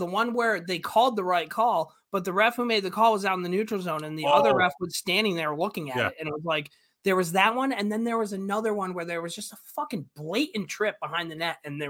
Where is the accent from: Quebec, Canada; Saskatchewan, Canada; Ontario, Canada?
Quebec, Canada; Montreal; I grew up in Montreal and I was a Boston Bruins fan.